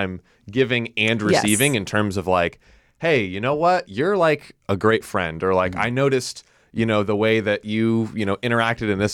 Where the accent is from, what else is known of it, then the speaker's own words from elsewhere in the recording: Florida, United States; I grew up in Florida